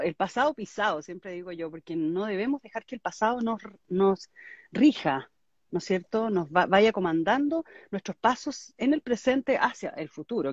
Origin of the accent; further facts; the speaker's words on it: Chile; moved away; also born or lived in Miami; Yo estoy, en este minuto me mudé a Chile a vivir. Estuve 21 años viviendo en Miami, también clima mm. tropical.